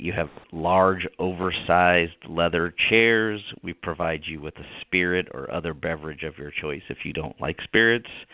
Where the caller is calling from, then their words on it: Folsom, California, United States; I'm calling from lovely Folsom, California.